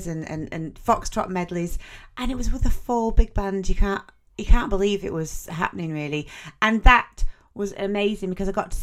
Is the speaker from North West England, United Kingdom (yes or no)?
yes; Wigan, North West England, United Kingdom; moved away as an adult; also born or lived in Manchester; now in Watford, United Kingdom; I was brought up in Wigan.